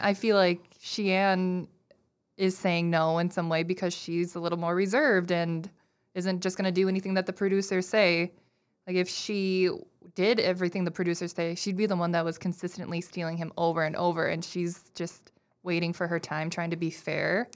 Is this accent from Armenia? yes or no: no; Minnesota, United States; I'm very Minnesotan